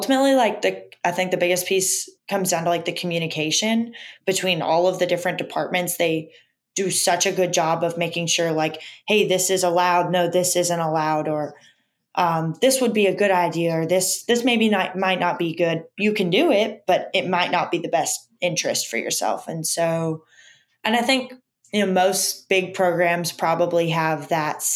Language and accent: English; Orlando, Florida, United States; moved away as an adult; also born or lived in Oklahoma; now in Alabama, United States; I grew up in Orlando where, like, there's every sport